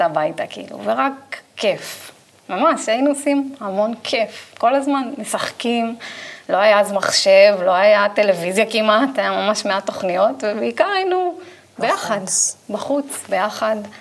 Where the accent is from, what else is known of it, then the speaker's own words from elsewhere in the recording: Israel; כי באתי מקיבוץ, גדלתי בקיבוץ